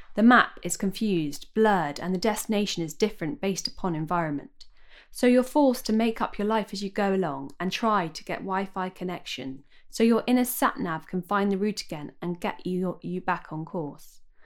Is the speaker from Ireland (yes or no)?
no; Wimbledon, London, United Kingdom; I grew up in Wimbledon